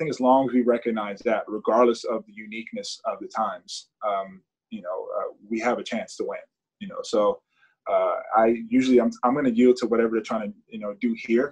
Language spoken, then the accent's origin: English; United States; as an American, a proud American